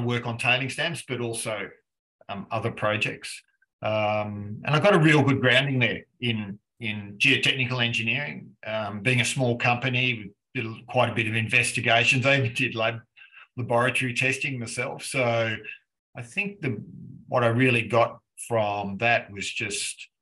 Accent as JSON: {"language": "English", "town": "Melbourne", "region": "Victoria", "country": "Australia", "also_born_or_lived": "Sydney", "said": "I'm from, Australia, and I live in Melbourne, Victoria, and I've lived there most of my life."}